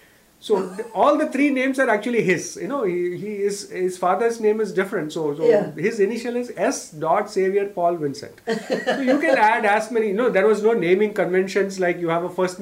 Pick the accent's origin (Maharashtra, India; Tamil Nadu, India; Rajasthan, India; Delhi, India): Tamil Nadu, India; first language Tamil; English is a second language; moved away as an adult; also born or lived in Kerala / Karnataka / Panama; now in Toronto, Canada; In the south of India, like, you know, I'm from Tamil Nadu